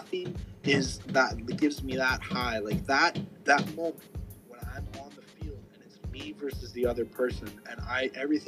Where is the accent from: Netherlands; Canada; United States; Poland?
Canada; Langley, British Columbia; No one in my hometown really played football. We didn't have high school football teams or nothing. We had a little community team called the North Langley Bears